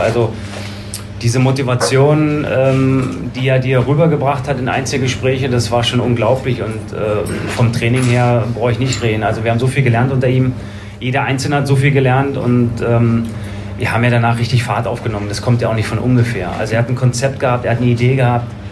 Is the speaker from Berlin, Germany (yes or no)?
yes; Berlin, Germany; moved away as an adult; now in Bergisches Land, Germany; im Süden Berlins bin ich groß geworden